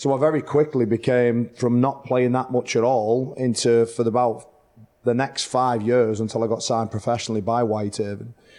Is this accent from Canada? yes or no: no; Whitehaven, North West England, United Kingdom; Whitehaven, my hometown club